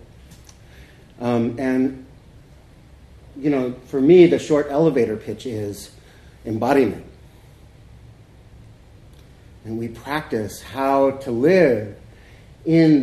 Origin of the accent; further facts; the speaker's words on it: Corpus Christi, Texas, United States; moved away; also born or lived in California / Seattle; I grew up in Corpus